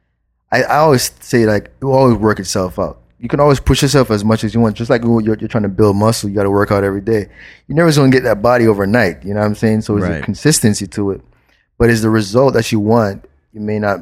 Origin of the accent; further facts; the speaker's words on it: Jamaica; now in Los Angeles, United States; being Jamaican